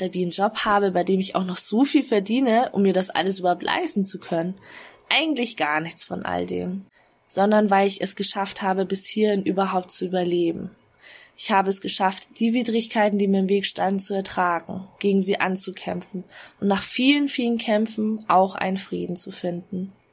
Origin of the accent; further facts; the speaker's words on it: Bavaria, Germany; Meine Eltern sind beide aus Hanoi Nordvietnam und ich bin in Bayern aufgewachsen.